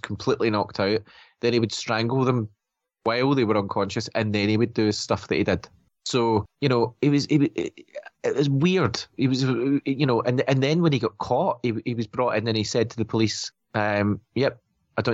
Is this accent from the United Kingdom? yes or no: yes; Scotland, United Kingdom; obviously we're Scottish, right? So we live in a different country